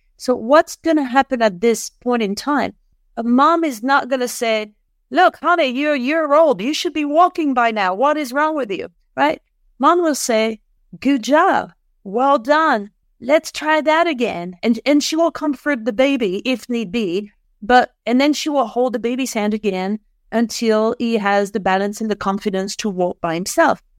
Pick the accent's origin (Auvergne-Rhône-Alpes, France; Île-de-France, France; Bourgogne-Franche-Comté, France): Auvergne-Rhône-Alpes, France; Lyon; English is a second language; moved away as an adult; also born or lived in London; now in Boulder, United States; in France, in Lyon, which happens to be my hometown